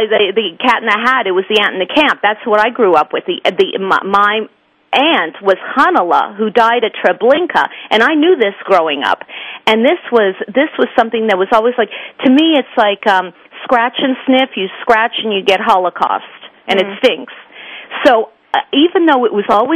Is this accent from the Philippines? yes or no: no; Montreal, Quebec, Canada; when I was growing up in Montreal